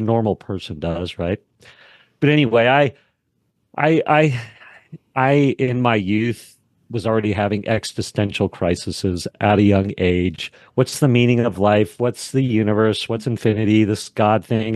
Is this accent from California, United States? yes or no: no; Wyoming, United States; I grew up in Wyoming